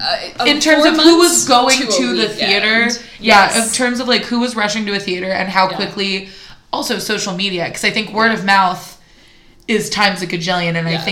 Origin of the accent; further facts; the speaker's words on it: Silicon Valley, California, United States; I grew up in Silicon Valley.